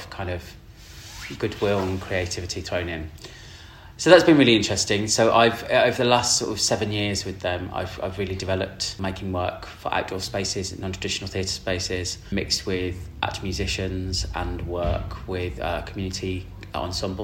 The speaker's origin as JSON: {"language": "English", "town": "Birmingham", "region": "West Midlands", "country": "United Kingdom", "tie": "born or raised there", "also_born_or_lived": "Bristol", "moved": "yes", "said": "I grew up in Birmingham. I was actually born in Bristol."}